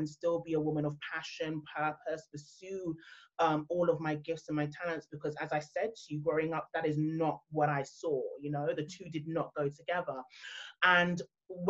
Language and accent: English; London, United Kingdom; I've been born and raised in London, my background, my heritage is actually Nigerian